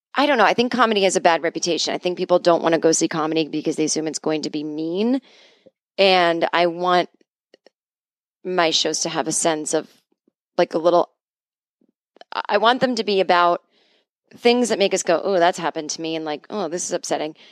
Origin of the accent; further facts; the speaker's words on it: New England, United States; I grew up in New England